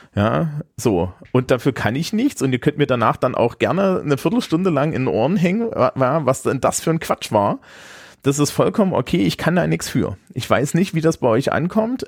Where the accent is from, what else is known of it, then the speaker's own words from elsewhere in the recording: Thuringia, Germany; moved away; Thüringens, meiner Heimat